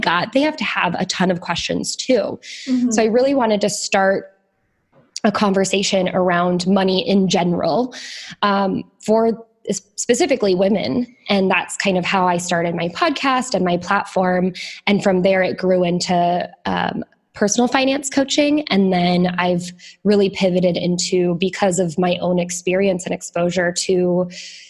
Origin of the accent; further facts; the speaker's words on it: Iowa, United States; moved away as an adult; also born or lived in Chicago / Northern Italy / Southern Italy; I'm from Iowa. I moved out to Chicago, to the big city